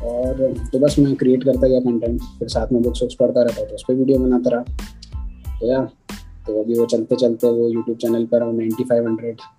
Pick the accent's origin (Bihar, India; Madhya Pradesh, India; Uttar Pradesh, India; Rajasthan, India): Madhya Pradesh, India; Bhopal; और मैं भोपाल का रहने वाली हूँ और कॉलेज के बाद मैं national institute of technology Durgapur N Durgapur में गया